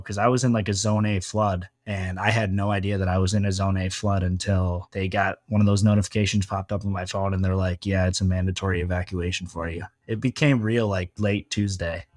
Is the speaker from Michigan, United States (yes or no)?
yes; Michigan, United States; moved away as an adult; now in Fort Myers, United States; I'm from Michigan, so we do snow